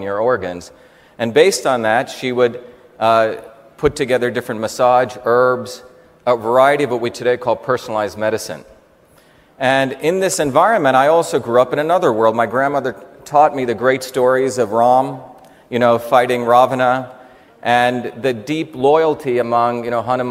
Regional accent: Mumbai, Maharashtra, India; moved away; also born or lived in South Indian village; It starts actually in India. I grew up actually in Bombay, but I grew up in two worlds.

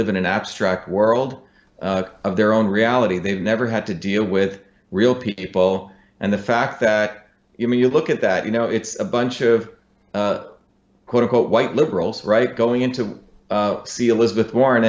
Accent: Mumbai, Maharashtra, India; also born or lived in South Indian village; now in United States; I came from India. I grew up in Bombay, but also in a deep South Indian village.

